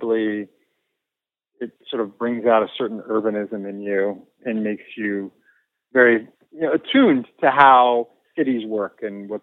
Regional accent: Bay Area, California, United States; also born or lived in New York; I grew up in the Bay Area

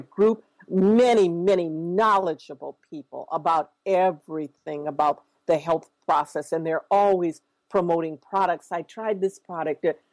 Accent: Minneapolis, Minnesota, United States; I grew up here in Minneapolis

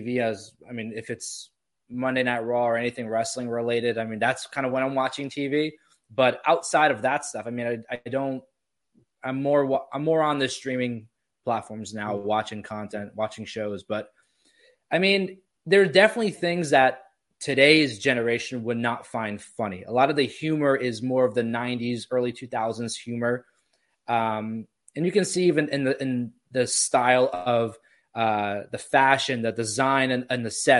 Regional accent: New Jersey, United States; now in Florida, United States; I grew up in Jersey, and even when I moved out to Florida

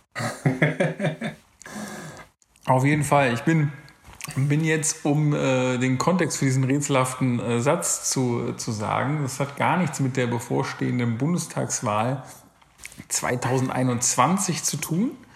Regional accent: North Rhine-Westphalia, Germany; moved away; also born or lived in Berlin; ich komme ja auch ursprünglich aus NRW

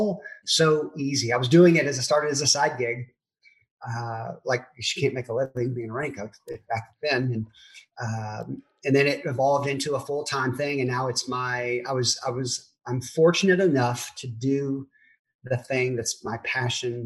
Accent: Memphis, Tennessee, United States; moved away as an adult; also born or lived in Germantown, Tennessee / Texas / St. Louis; now in Dallas, United States; I was born and raised in Memphis

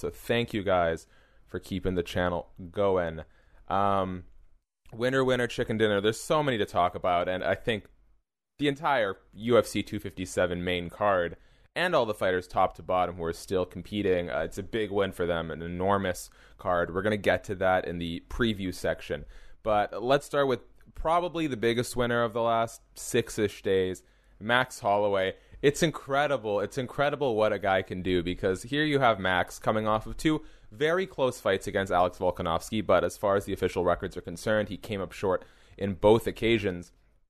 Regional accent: Montreal, Quebec, Canada; born there; I was born in Montreal, Quebec, Canada.

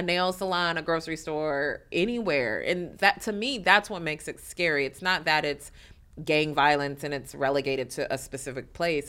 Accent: Detroit, Michigan, United States; moved away as an adult; also born or lived in New York; I'm born and raised in Detroit

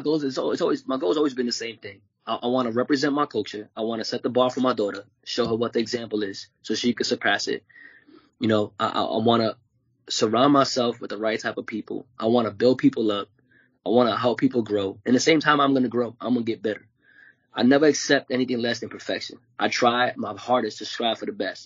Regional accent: New York City, New York, United States; I grew up in the streets of Brooklyn

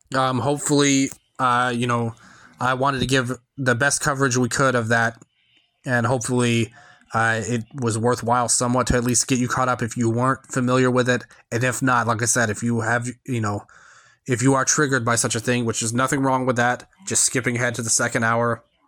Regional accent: Memphis, Tennessee, United States; I'm from Memphis, so I'm in the Central Time Zone

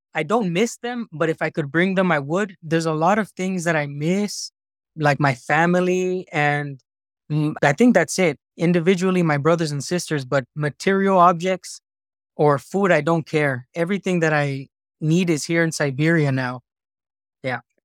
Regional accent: United States; moved away as an adult; now in Irkutsk Oblast, Russia; I was growing up in America

